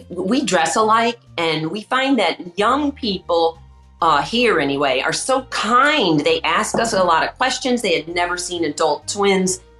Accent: Connecticut, United States; We came from Connecticut in like you could call it a one bedroom

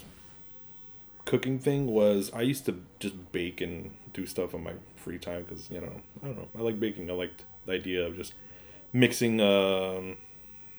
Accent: Pasadena, California, United States; also born or lived in Pomona / Highland Park; Not born, but raised in Pasadena

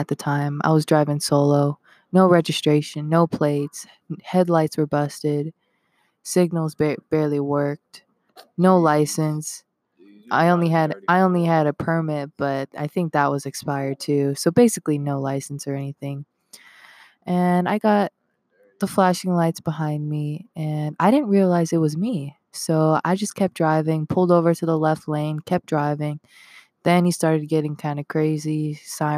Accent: Henderson, Nevada, United States; I'm from Henderson, so I don't consider myself a Vegas kid

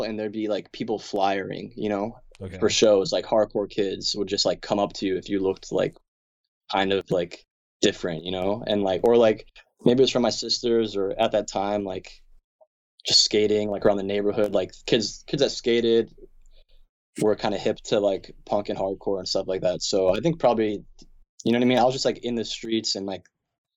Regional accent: Kingston, Pennsylvania, United States; also born or lived in Wilkes-Barre; I'm from Kingston

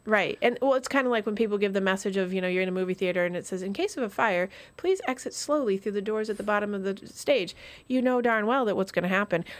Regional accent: Vermont, United States; moved away; I grew up in Vermont

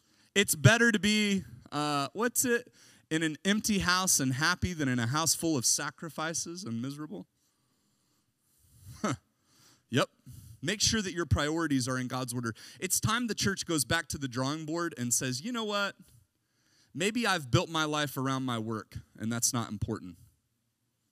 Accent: United States; I'm an American

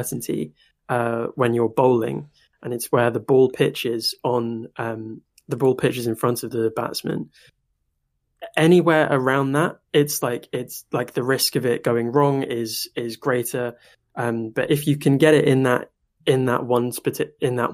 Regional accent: United Kingdom; I am British

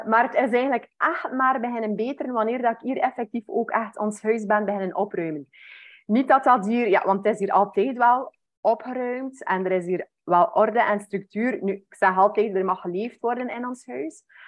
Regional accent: West Flanders, Belgium; Ik ben afkomstig van West-Vlaanderen. Mensen gaan dat waarschijnlijk ook wel een beetje horen

